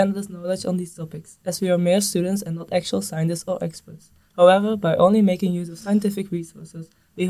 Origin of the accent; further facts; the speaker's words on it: Belgium; now in Netherlands; I'm from Belgium.